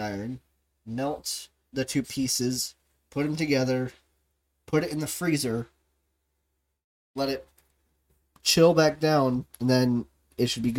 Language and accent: English; the South, United States; I'm from the South.